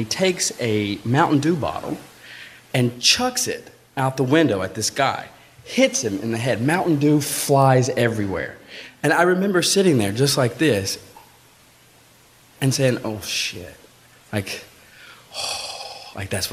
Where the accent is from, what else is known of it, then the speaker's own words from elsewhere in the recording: Alabama, United States; I'm from Alabama. I grew up in a really small farm town in Alabama